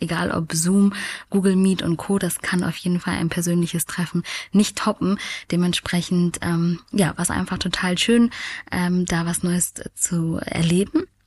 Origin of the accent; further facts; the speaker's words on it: France; Ich als Französin